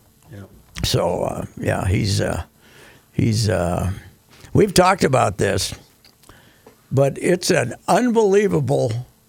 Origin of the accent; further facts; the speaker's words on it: Minnesota, United States; We're both from Minnesota.